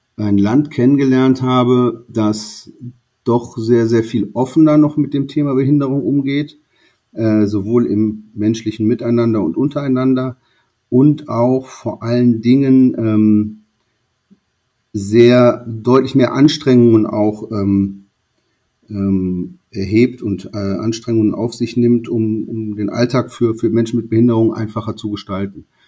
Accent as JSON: {"language": "German", "region": "North Rhine-Westphalia", "country": "Germany", "tie": "born or raised there", "said": "Ich bin auf, äh, in einem kleineren Dorf groß geworden am Niederrhein"}